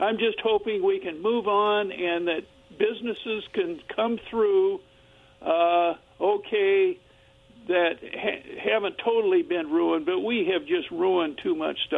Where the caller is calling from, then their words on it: Kennewick, Washington, United States; You know, this is … from Kennewick.